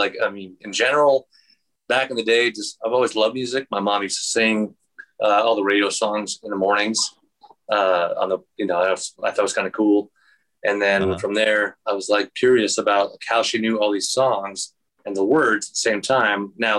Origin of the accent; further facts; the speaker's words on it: Wyoming, United States; also born or lived in Arizona; So again, I moved to Wyoming. I was born out here in Arizona, and then parents divorced. And then I moved to Wyoming, but my dad stayed here in Phoenix.